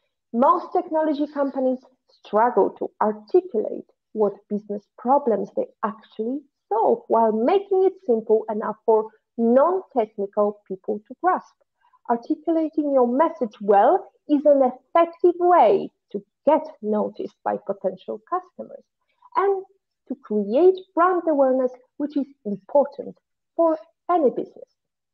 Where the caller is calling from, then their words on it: Valletta, Malta; I'm tuning from Valletta, but actually, you're going to listen to us and watch us next week.